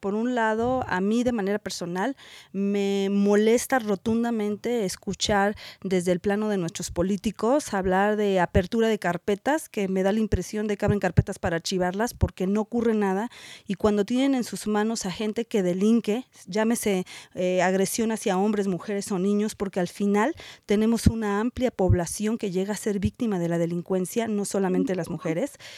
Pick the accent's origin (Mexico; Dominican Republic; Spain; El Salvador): Mexico